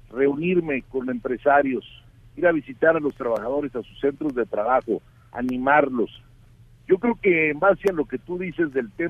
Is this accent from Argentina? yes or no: no; Mexico; tanto el empresario como el trabajador somos mexicanos y hay que ver por México.